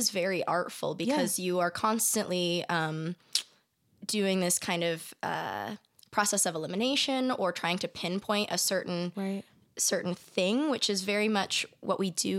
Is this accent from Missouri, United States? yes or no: no; San Diego, California, United States; I grew up in San Diego.